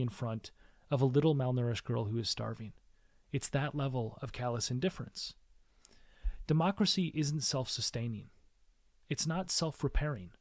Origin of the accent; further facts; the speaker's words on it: United States; I was born in the United States